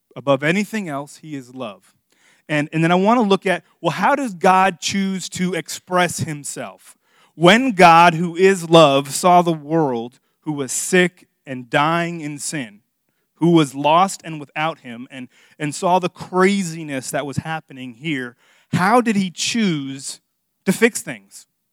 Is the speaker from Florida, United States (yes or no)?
yes; Miami, Florida, United States; moved away; I'm from Miami, in case you guys don't know, and, and, and I'm Hispanic